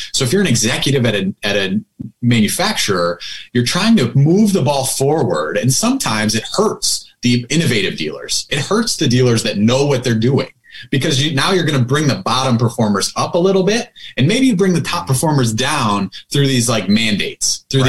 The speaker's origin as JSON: {"language": "English", "town": "Buffalo", "region": "New York", "country": "United States", "tie": "born or raised there", "also_born_or_lived": "Southern California / San Francisco / Las Vegas", "said": "so I moved back to my hometown, Buffalo, New York."}